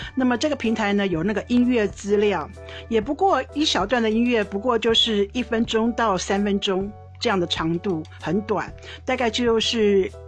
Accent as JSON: {"language": "Chinese", "country": "China", "said": "所以一旦我说中国人叫骄傲，我就会说历史文化，我们五千年的文化。"}